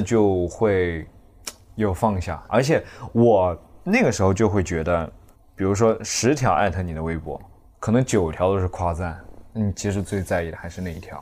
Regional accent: Zhejiang, China; 并且在，在浙江，我是浙江人

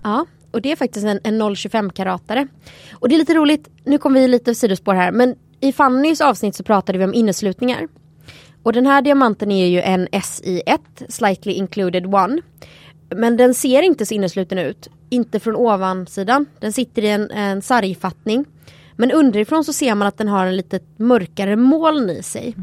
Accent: Sweden; här hemma i Sverige

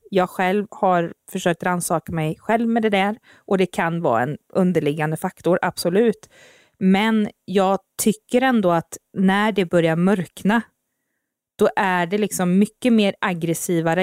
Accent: Uddevalla, Västra Götaland, Sweden; så är jag uppvuxen här också. Ehm, ja, i mina tidigare barndomsår

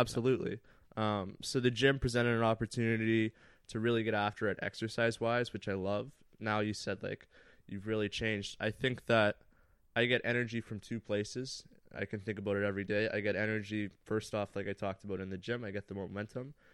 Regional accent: Thunder Bay, Ontario, Canada; moved away; I had grown up playing hockey all my life. I'm from Thunder Bay, very small town in Northern Ontario

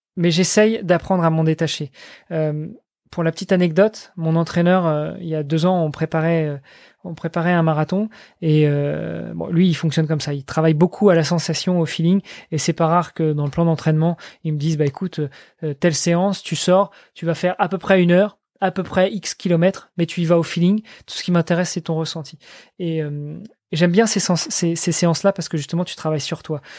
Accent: France; moved away; je je suis français, je vis à l'étranger, je suis marié avec une étrangère

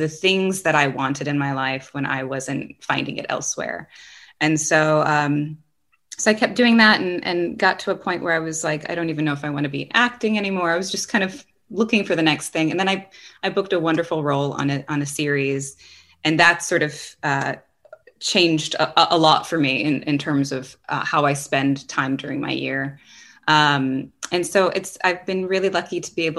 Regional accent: Stillwater, Oklahoma, United States; moved away as an adult; now in Austin, United States; I was raised in Oklahoma, small town, Stillwater

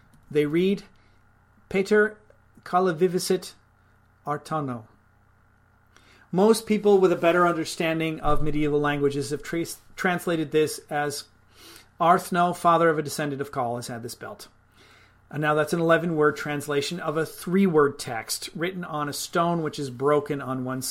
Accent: United States; I'd like to apologize for being an American.

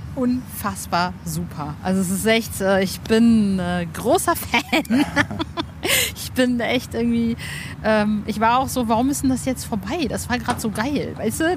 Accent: Hövelhof, North Rhine-Westphalia, Germany; in Hövelhof, da wo ich aufgewachsen bin, in der Nähe von Ostwestfalen, oh nein, nicht in der Nähe, sondern in Ostwestfalen-Lippe

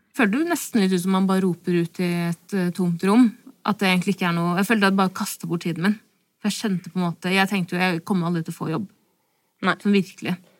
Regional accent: Stokke, Vestfold, Norway; first language Norwegian; jeg er jo født og oppvokst i Norge

